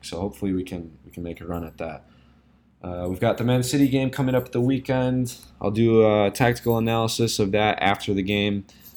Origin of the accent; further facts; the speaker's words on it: Chicago, Illinois, United States; also born or lived in Bournemouth, England; I was born and raised in Chicago